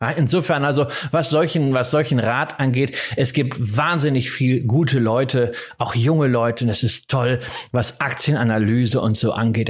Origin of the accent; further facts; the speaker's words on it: Rhineland, Germany; ich bin ja Rheinländer äh, ähm, von der familiären Prägung her